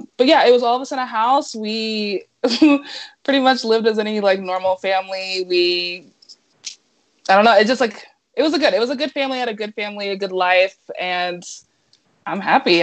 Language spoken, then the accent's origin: English; Ohio, United States; I grew up in Ohio.